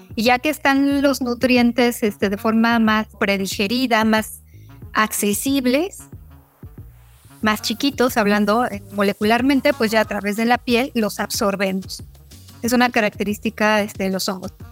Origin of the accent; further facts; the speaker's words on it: Mexico; como mexicanas, como mexicanos, donde sabemos que tenemos un país megadiverso